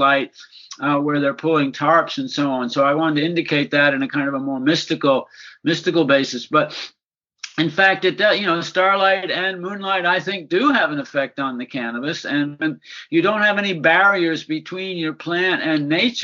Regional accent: East Coast, United States; moved away as an adult; also born or lived in San Francisco, California; I was born and raised on the East Coast, but came to San Francisco in the Summer of Love in 1967

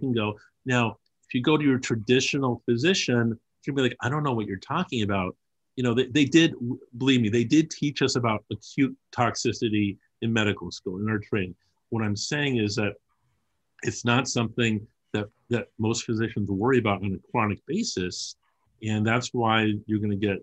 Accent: Los Angeles, California, United States; I grew up as a child in Los Angeles.

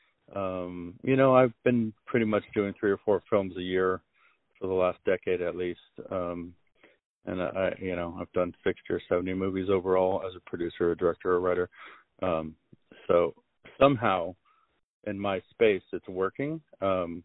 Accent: La Jolla, California, United States; also born or lived in Los Angeles; I grew up in La Jolla

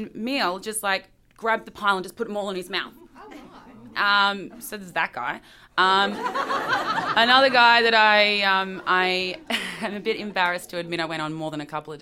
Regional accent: Melbourne, Victoria, Australia; moved away as an adult; now in Shreveport, United States; I'm from Melbourne, Australia.

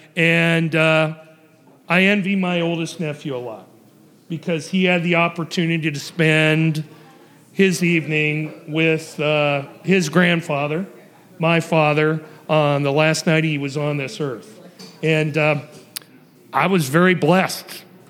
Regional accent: Ohio, United States; I was raised in Ohio

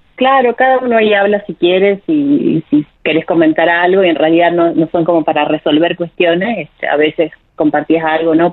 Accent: Jujuy, Argentina; moved away as an adult; also born or lived in Córdoba, Argentina / Mexico; yo soy de Jujuy

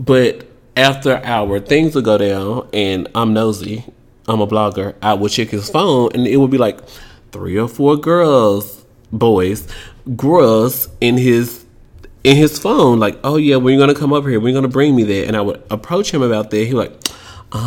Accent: Tennessee, United States; I'm from Tennessee

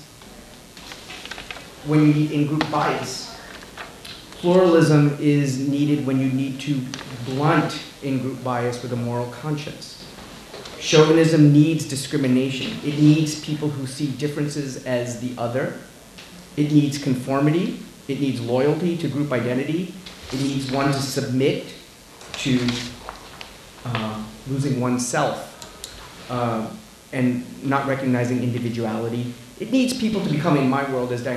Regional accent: New York City, New York, United States; also born or lived in India; I was born in India, grew up in Queens, New York

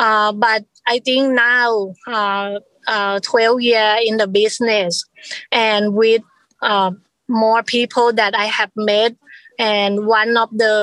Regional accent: Thailand; now in United States; I immigrated from Thailand

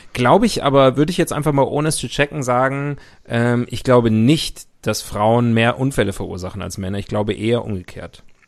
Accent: Rhineland, Germany; Für mich als Rheinländer

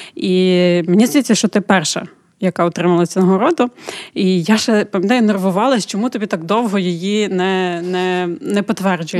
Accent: Ukraine; Ми з України

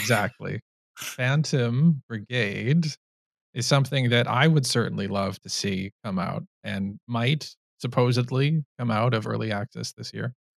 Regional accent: Canada; I'm Canadian

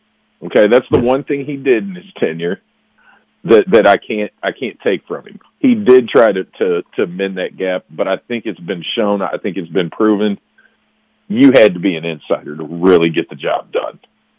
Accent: Kentucky, United States; here's the fun thing, man, about growing up outside of Louisville as a Louisville fan.

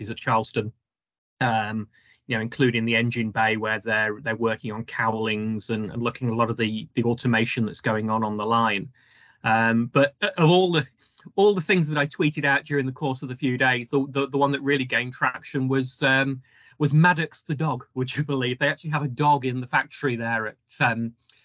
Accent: Staffordshire, West Midlands, United Kingdom; I grew up in Staffordshire

